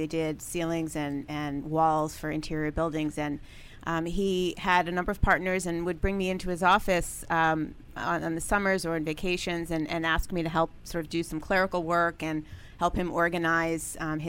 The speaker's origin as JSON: {"language": "English", "area": "Long Island", "region": "New York", "country": "United States", "said": "Long Island, New York."}